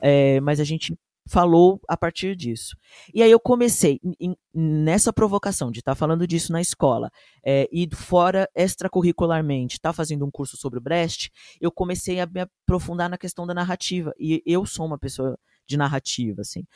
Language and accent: Portuguese; São Paulo, Brazil; eu sou da Zona Norte, nascido e criado aqui